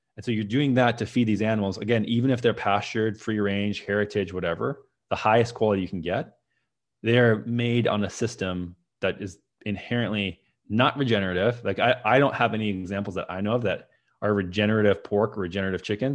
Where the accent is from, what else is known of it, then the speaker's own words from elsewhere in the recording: Minnesota, United States; moved away as an adult; also born or lived in San Francisco; that's where I grew up in Minnesota